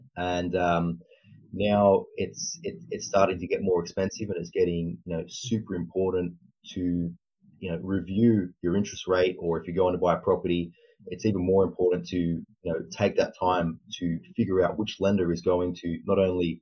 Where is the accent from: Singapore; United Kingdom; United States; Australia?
Australia; also born or lived in Sydney; I'm from Australia. I'm in Sydney, and I'm a mortgage broker down here